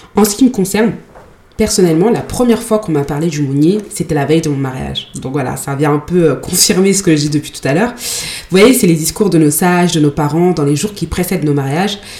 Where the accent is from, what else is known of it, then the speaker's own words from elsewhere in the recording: Mali; en tant que malienne